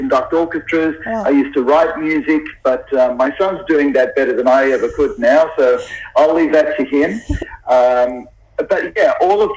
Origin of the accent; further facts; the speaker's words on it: Sydney, New South Wales, Australia; I'm in the middle of Sydney. Now, Sydney is my hometown